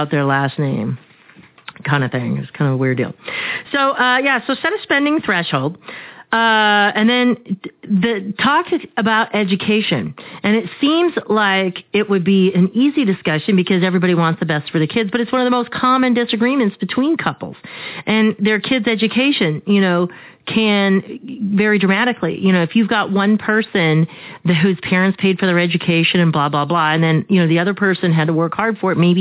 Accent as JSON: {"language": "English", "region": "Arizona", "country": "United States", "tie": "born or raised there", "said": "I grew up here in Arizona"}